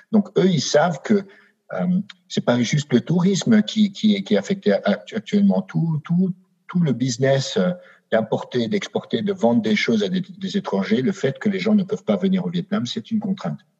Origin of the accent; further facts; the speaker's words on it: France; je pense que même si je suis français, n'ayant pas vécu en France, euh, je ne suis pas le mieux placé